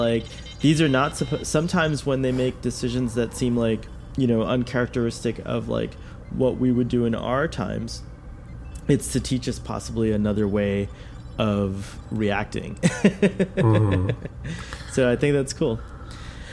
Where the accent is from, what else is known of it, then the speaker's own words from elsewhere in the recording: United States; as an American